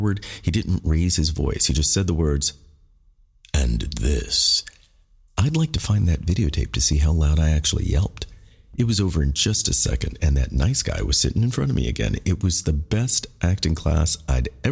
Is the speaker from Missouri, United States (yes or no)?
yes; Kansas City, Missouri, United States; I was from Kansas City, his hometown